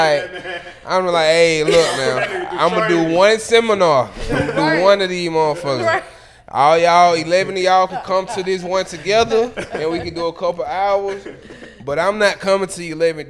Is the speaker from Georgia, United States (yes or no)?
yes; Atlanta, Georgia, United States; We're from Atlanta.